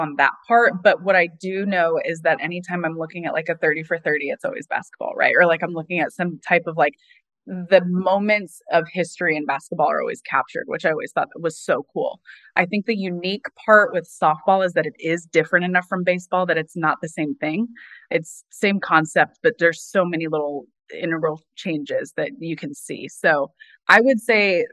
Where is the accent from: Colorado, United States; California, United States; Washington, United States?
California, United States; Orange County; I grew up in Orange County, California